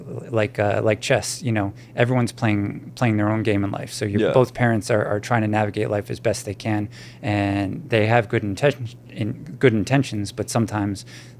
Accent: Newton, Massachusetts, United States; growing up in Newton, Massachusetts

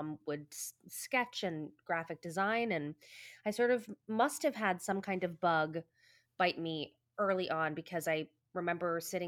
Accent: New Jersey, United States; growing up in New Jersey at all means that you sort of have a close proximity to Manhattan.

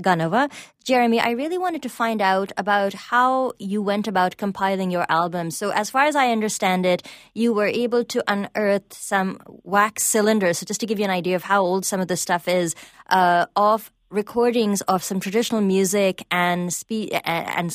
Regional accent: India; English is a second language; now in Canada; I grew up in India, and one of the things that we were told is, you must speak English

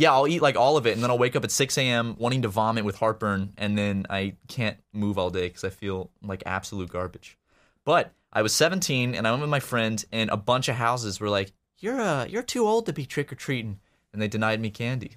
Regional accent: Charleston, South Carolina, United States; moved away as an adult; now in Los Angeles, United States; I'm from Charleston, which is obviously a, a big city

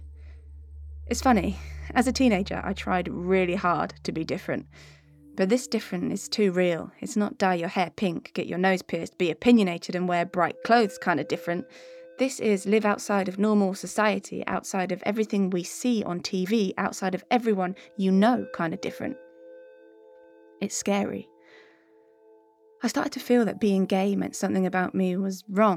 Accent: Devon, South West England, United Kingdom; Being gay was so unspoken of growing up in Devon in the 90s

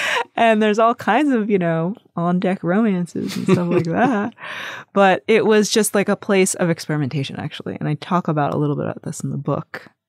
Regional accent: Long Island, New York, United States; my brother and I are the first generation of our family to be born in America. And when we grew up primarily in Long Island, it was very white.

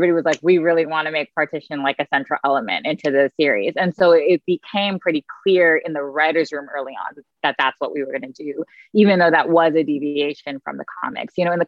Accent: United States; being a young South Asian person, Muslim person growing up in America

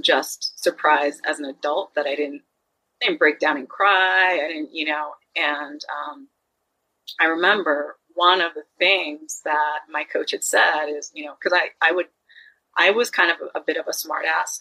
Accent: Long Island, New York, United States; also born or lived in Jersey City, New Jersey; I was born in Jersey City, uh, which you know how I came to Long Island. It was really my grandparents moved for me

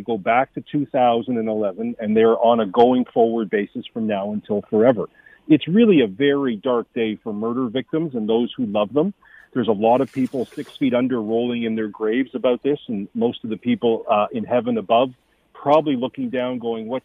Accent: Canada; our moral values as Canadians

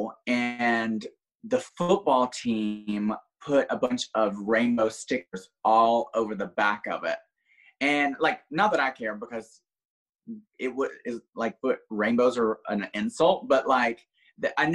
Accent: a small town outside of Birmingham, Alabama, United States; now in Florida, United States; originally I'm from a small town outside of Birmingham, Alabama. Like, literally didn't even have a red light when I grew up.

